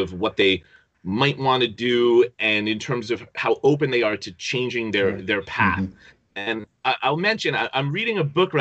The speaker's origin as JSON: {"language": "English", "region": "New Jersey", "country": "United States", "tie": "born or raised there", "said": "I grew up in New Jersey. I grew up in a suburb probably about 20, 25 miles west of New York City"}